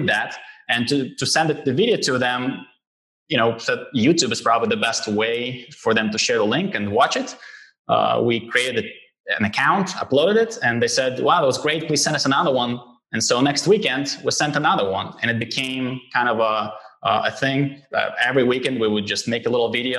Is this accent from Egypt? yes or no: no; Israel; also born or lived in Lithuania; we did the Aliyah in the repatriation to Israel in 1992. And so I grew up here